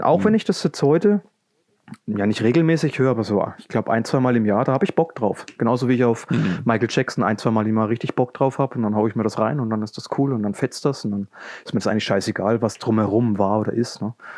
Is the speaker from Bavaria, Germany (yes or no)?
yes; Coburg, Bavaria, Germany; komme aus Coburg. Das liegt in Franken